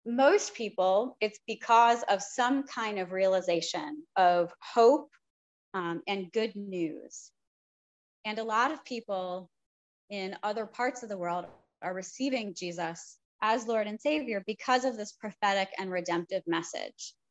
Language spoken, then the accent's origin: English; United States; part of our work as American Christians